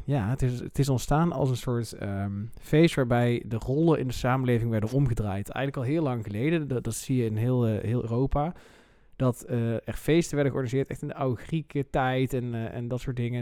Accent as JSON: {"language": "Dutch", "region": "North Brabant", "country": "Netherlands", "said": "Ik kom natuurlijk uit Brabant"}